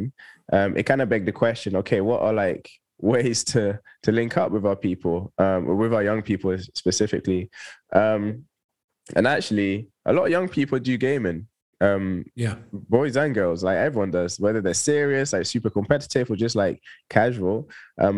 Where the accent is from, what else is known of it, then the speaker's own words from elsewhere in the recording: Toulouse, Occitania, France; moved away as an adult; also born or lived in Bristol; now in London, United Kingdom; I was born in Bristol, but I actually grew up in the south of France in a little city called Toulouse. So I moved there when I was 3 with my family